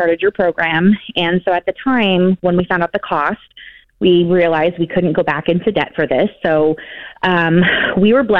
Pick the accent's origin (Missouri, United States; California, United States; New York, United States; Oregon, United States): California, United States; San Jose; moved away as an adult; now in Austin, United States; we're from the Bay Area. We're from San Jose, California, but moved out to Austin about 7 years ago.